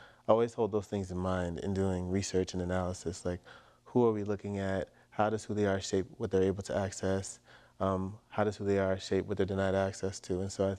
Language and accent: English; East Coast, United States; And then they came to New York where my younger brother was born. And then we grew up on the East Coast, moving around.